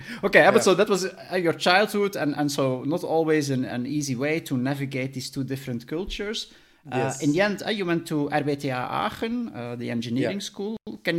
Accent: Belgium; because I'm coming from Belgium

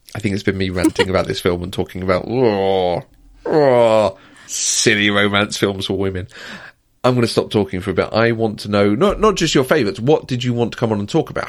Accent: United Kingdom; I'm also British

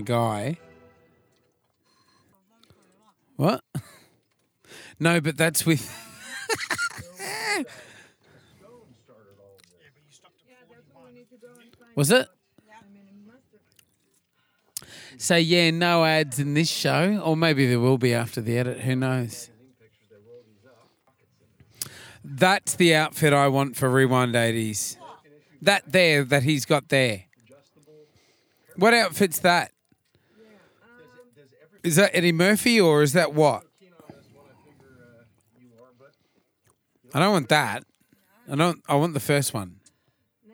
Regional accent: Australia; being Australian

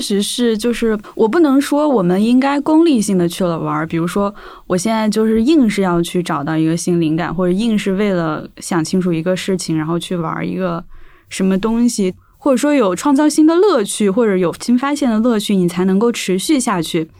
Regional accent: Jiangxi, China; accent: Hakka; 我是赣南人嘛，然后嗯可能那个是客家方言

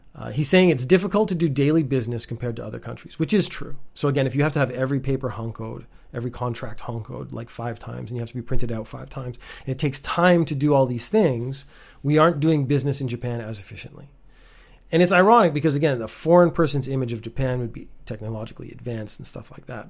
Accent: Canada; being Canadian and growing up with America right next door

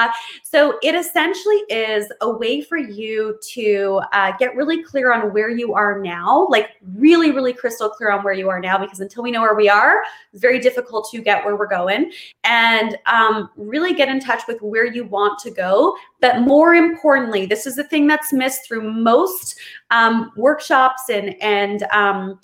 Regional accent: Kamloops, British Columbia, Canada; moved away; I'm in Kamloops, BC, Canada, which is my hometown that I grew up

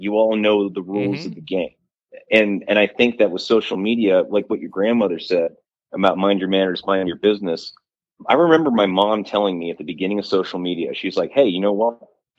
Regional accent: Idaho, United States; moved away as an adult; also born or lived in Ohio / New York / Boise; I grew up in Idaho. Like I lived in New York a little bit.

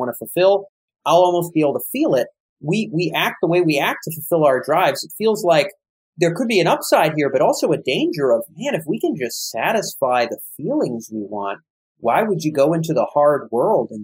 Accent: Rhode Island, United States; my home state of Rhode Island

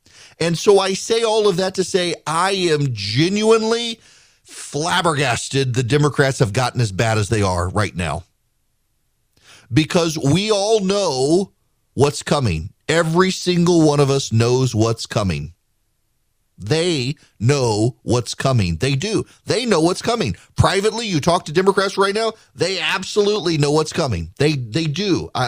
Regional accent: Louisiana, United States; moved away as an adult; also born or lived in Georgia; I was from Louisiana, very fascinated by Louisiana politics. Moved to Georgia, went to a school, did not have a college Republicans group.

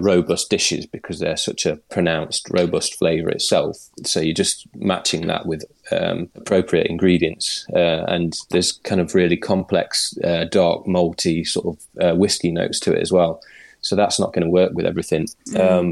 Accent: Nottingham, East Midlands, United Kingdom; moved away as an adult; also born or lived in London / Australia; now in Orkney, United Kingdom; back to Nottingham, my hometown, because I'm not Scottish or Orcadian, as you can probably tell by my voice

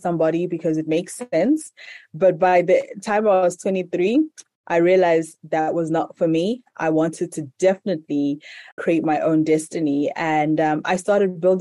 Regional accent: Zimbabwe; So I'm currently in Zimbabwe, which is my home country, and in the capital, Harare

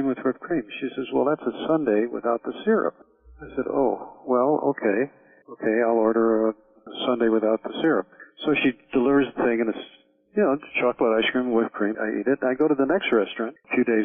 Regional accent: Chicago, Illinois, United States; moved away as an adult; also born or lived in New York / Miami, Florida; I'm from Chicago originally.

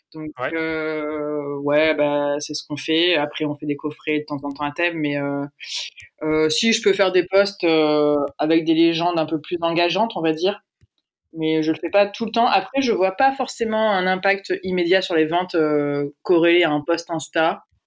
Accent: Aix-en-Provence, Provence-Alpes-Côte d'Azur, France; j'ai dit au début que je venais de Aix, mais j'ai pas dit qu'on y était toujours

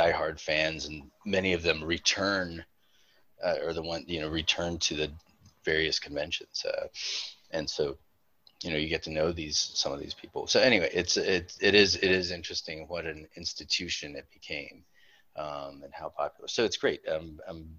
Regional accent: Winston-Salem, North Carolina, United States; moved away as an adult; also born or lived in Wilmington, North Carolina; now in Charleston, United States; I was born in Winston-Salem, North Carolina

